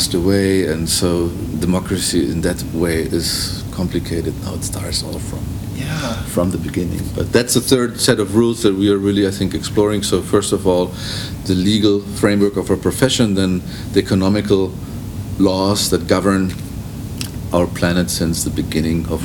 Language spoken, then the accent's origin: English; Germany; moved away; also born or lived in Los Angeles / Beijing; as Germans